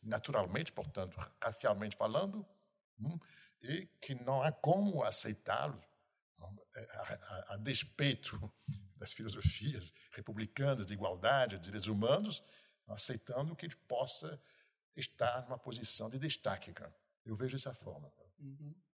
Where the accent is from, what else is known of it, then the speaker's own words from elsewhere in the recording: Rio de Janeiro, Brazil; sou carioca. Entretanto, entretanto, em 40 anos no Rio de Janeiro